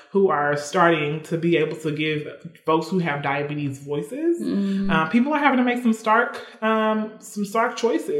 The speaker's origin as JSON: {"language": "English", "region": "Mississippi", "country": "United States", "moved": "yes"}